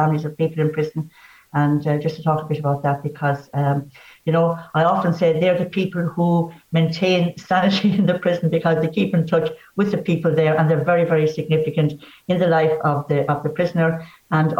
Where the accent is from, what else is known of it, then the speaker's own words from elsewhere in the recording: Bree, Leinster, Ireland; I'm from Wexford. I was born and reared in a small little village called Bree, outside in Enniscorthy